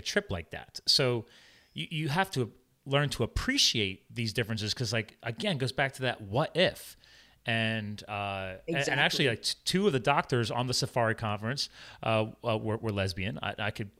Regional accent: New Jersey, United States; also born or lived in central Pennsylvania; I grew up as a farm kid. I was born in New Jersey. My dad had a dairy farm. My dad and my brother to this day are organic cattle brokers and transporters in central Pennsylvania.

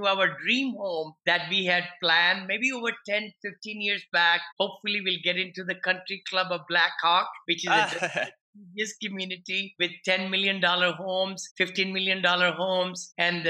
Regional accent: India; moved away as an adult; now in United States; I'm an engineer from India

